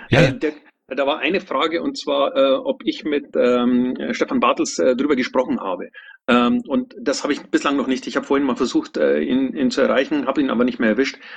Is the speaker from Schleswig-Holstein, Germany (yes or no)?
no; Neumarkt, Bavaria, Germany; Ich komme aus Neumarkt, also der Stadt, in der mal ein Bundesparteitag war.